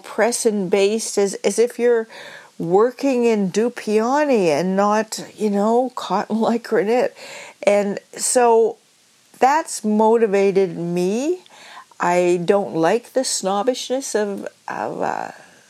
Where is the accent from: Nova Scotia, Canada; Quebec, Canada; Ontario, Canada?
Nova Scotia, Canada; I'm from Nova Scotia